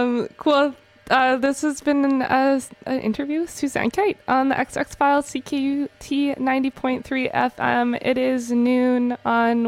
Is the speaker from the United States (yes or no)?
no; Winnipeg, Manitoba, Canada; moved away; Winnipeg, my hometown